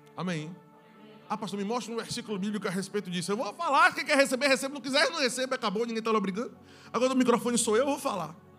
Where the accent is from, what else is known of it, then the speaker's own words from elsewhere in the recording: Northeast Region, Brazil; nós somos nordestinos